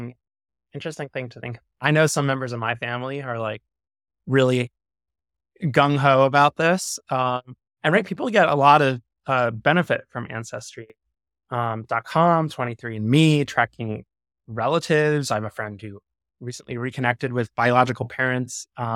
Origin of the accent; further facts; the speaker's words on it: New York, United States; And I think George, you and I both live on coasts and are born and raised in New York.